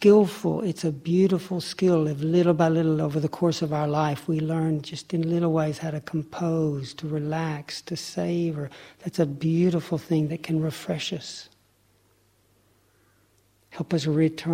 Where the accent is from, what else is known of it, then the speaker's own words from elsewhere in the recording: Lake Chickamauga, Tennessee, United States; I grew up on Lake Chickamauga, off the Tennessee River.